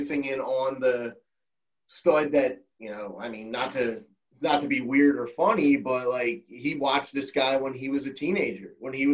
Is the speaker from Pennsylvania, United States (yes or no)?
yes; Philadelphia, Pennsylvania, United States; We're all from Philly